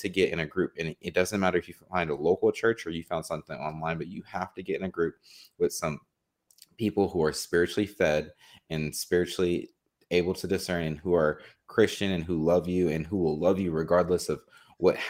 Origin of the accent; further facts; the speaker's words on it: New Jersey, United States; I'm from Jersey